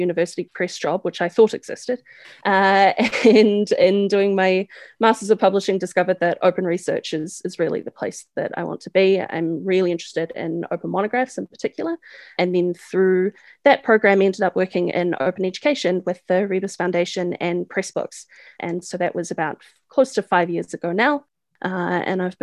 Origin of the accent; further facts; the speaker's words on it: Waikato, New Zealand; now in Montreal, Canada; I am from New Zealand originally